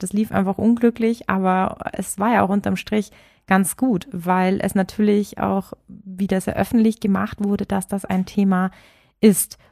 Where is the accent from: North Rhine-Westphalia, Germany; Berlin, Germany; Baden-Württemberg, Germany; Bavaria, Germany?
Bavaria, Germany; ich bin hier sogar geboren